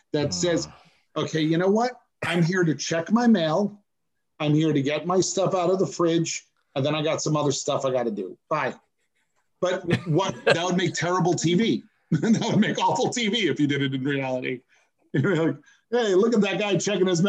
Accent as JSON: {"language": "English", "town": "Wappingers Falls", "region": "New York", "country": "United States", "tie": "born or raised there", "also_born_or_lived": "Beaufort, South Carolina / Bronx, New York / Manhattan, New York / Florida", "moved": "yes", "said": "spent most of my life growing up in Mid-Hudson Valley"}